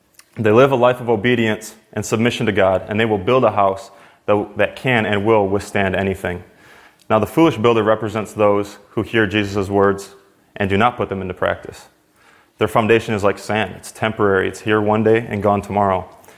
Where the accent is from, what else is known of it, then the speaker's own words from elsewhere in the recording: Wisconsin, United States; now in Oakland, United States; So as Austin said … I come from Wisconsin, but I left my family back in Oakland.